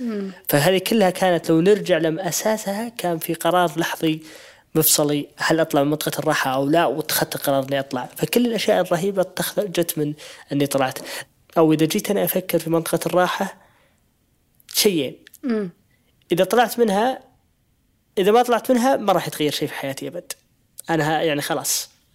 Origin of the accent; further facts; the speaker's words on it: Saudi Arabia; إحنا كمجتمع سعودي